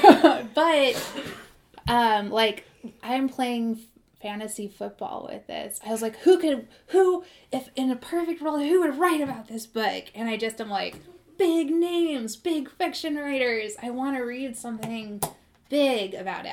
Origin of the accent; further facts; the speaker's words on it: Modesto, California, United States; I'm from Modesto